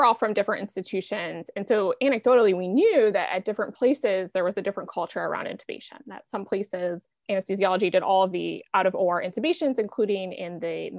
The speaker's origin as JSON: {"language": "English", "town": "Buffalo", "region": "New York", "country": "United States", "tie": "born or raised there", "moved": "yes", "lives_now": "Portland, United States", "said": "I grew up in Buffalo, New York, where year-round bike commuting was not really a thing, or at least not when I lived there"}